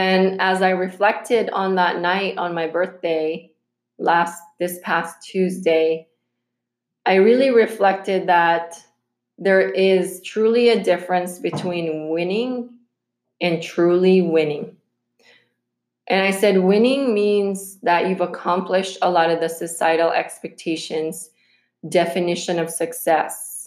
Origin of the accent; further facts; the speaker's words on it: Philippines; moved away; when we were growing up in the Philippines